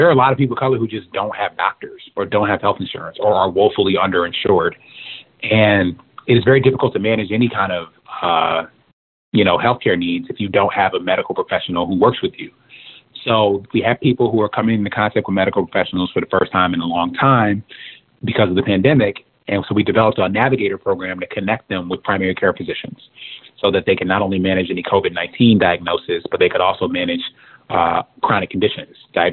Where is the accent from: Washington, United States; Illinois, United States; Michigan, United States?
Michigan, United States; Detroit; I'm from Detroit, we the Motor City